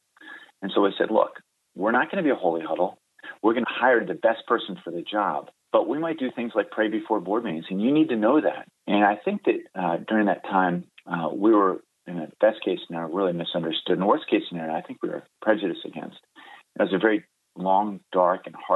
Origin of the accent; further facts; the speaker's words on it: Baltimore, Maryland, United States; moved away as an adult; also born or lived in Delaware / North Carolina; now in California, United States; I grew up in Baltimore, Maryland